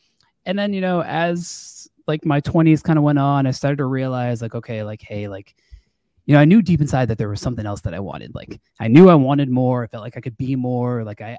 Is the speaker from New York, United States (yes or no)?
yes; Long Island, New York, United States; now in Florida, United States; so for about me, you know … I live in Florida, like you said, but I'm actually from Long Island, New York. Born and raised in New York, went to school upstate New York.